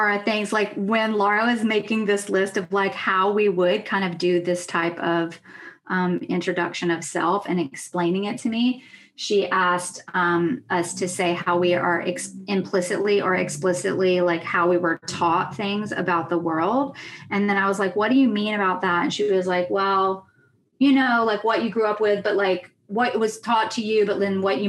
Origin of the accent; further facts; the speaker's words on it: Jackson, Mississippi, United States; moved away as an adult; now in New York, United States; I grew up on Choctaw, Chickasaw, and Natchez territory, which is also called Jackson, Mississippi. And so I am also Southern